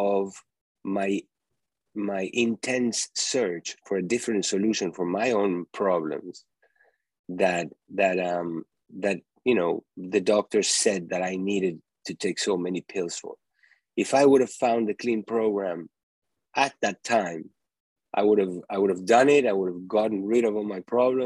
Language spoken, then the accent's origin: English; Uruguay; moved away as an adult; also born or lived in New York; eating foods like I used to eat when I was growing up in Uruguay.